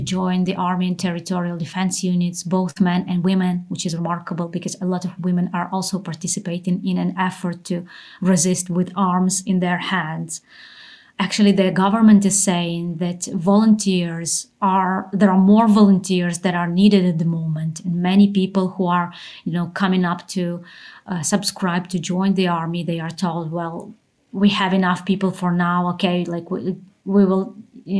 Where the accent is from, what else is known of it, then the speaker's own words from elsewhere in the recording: Ukraine; also born or lived in Kyiv; my country that I also love and I'm very attached